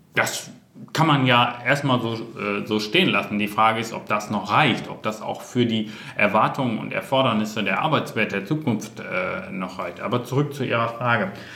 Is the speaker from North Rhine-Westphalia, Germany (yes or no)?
yes; North Rhine-Westphalia, Germany; bin auch aus Westfalen